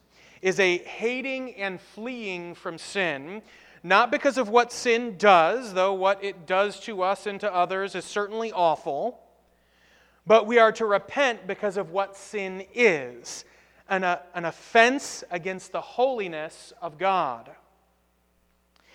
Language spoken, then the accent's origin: English; United States; As American Christians